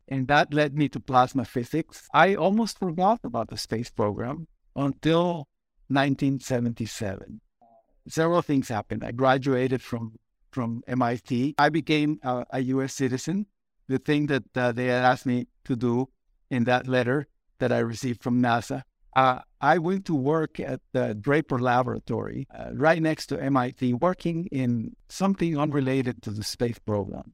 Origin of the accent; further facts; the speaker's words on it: Costa Rica; English is a second language; moved away as an adult; also born or lived in United States; I went to work at the National Bank of Costa Rica.